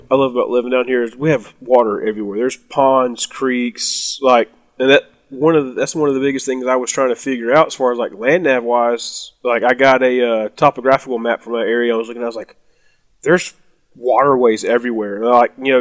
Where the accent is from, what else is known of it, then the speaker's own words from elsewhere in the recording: South Alabama, United States; I'm from South Alabama